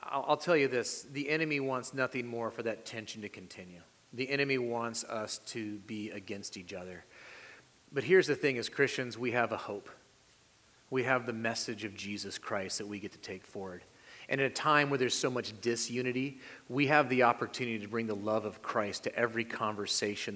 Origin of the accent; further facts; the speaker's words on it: California, United States; moved away; also born or lived in Salem, Oregon; I was born in California. I have family in California, but we lived in Oregon for a while